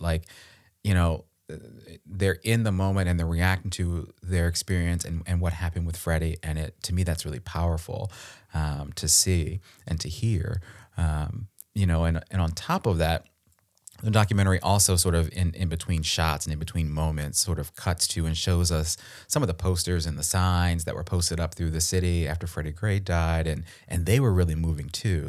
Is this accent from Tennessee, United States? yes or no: no; Baltimore County, Maryland, United States; I'm from Baltimore. I'm actually from the county, not the city